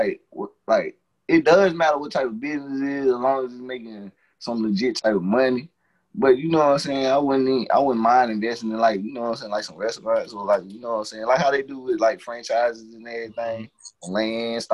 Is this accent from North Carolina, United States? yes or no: yes; Henderson, North Carolina, United States; I ain't trying to stay in my hometown